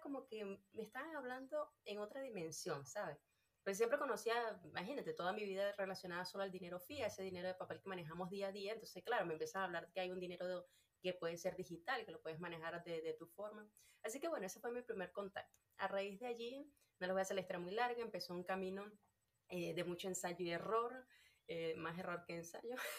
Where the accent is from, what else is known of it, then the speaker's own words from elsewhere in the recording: Venezuela; moved away as an adult; yo soy de Venezuela